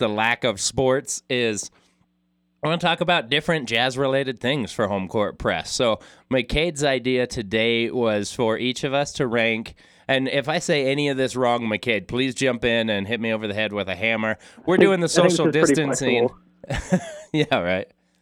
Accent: Logan, Utah, United States; growing up in Logan

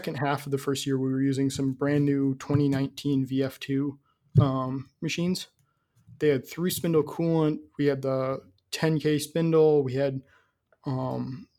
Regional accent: Midwest, United States; I'm from the Midwest

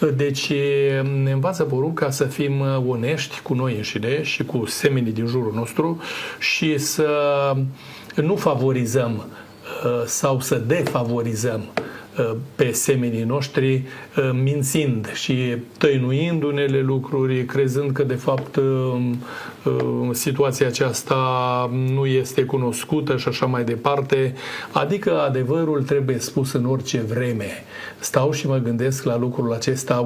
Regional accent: Romania; noi ca români

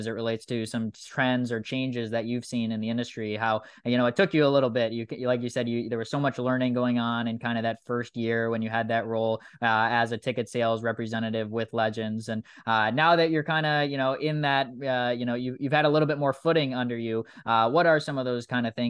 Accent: Wisconsin, United States; yeah, I grew up in Wisconsin. I grew up rooting for the Milwaukee Bucks.

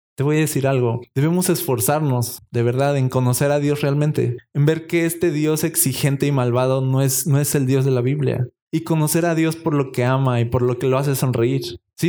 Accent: Mexico; como buen mexicano

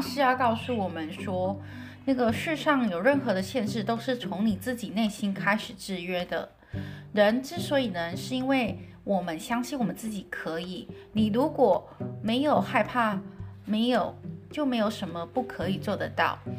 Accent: Taiwan; 我们台湾人说的就是所谓的马铃薯

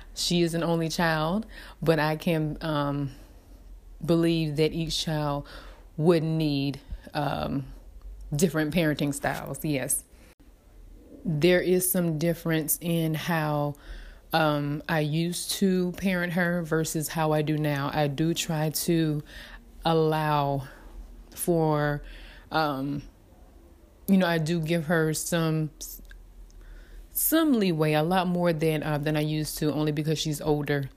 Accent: Dillon, South Carolina, United States; I am from Dillon, South Carolina, so I um, am a country girl. Um, raised by my grandparents

